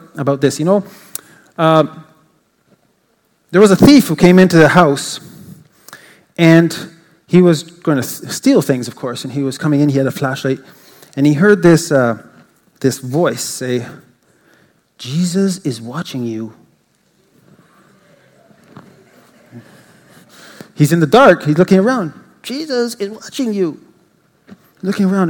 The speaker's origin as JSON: {"language": "English", "country": "Canada", "said": "I'm an English Canadian, and though I speak French fluently"}